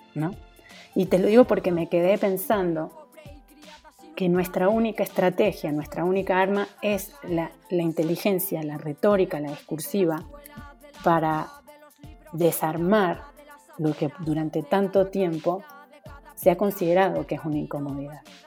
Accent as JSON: {"language": "Spanish", "country": "Argentina", "tie": "born or raised there", "also_born_or_lived": "Mexico City, Mexico", "moved": "as an adult", "lives_now": "Mexico", "said": "soy argentina de nacimiento, llegué a México a los 18 años"}